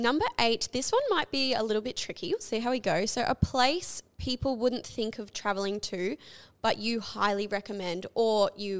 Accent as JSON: {"language": "English", "country": "Canada", "tie": "born or raised there", "moved": "yes", "said": "growing up in Canada"}